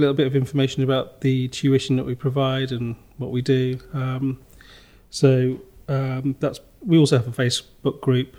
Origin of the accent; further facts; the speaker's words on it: near Stafford, West Midlands, United Kingdom; also born or lived in London, Ontario, Canada / Rochdale; My mum and the three of us, my sisters, moved back to Nosal. Mm-hmm. And I grew up there. And then I studied, went to high school in Stafford